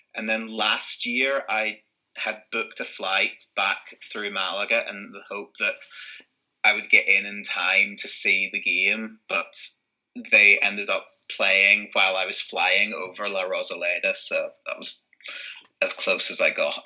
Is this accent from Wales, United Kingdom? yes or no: no; Northern Ireland, United Kingdom; moved away as an adult; also born or lived in Santiago de Compostela, Spain; now in Madrid, Spain; I grew up in Northern Ireland.